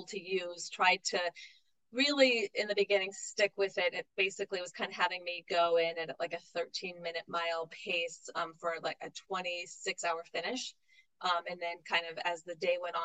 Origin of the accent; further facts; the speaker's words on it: New England, United States; I was from New England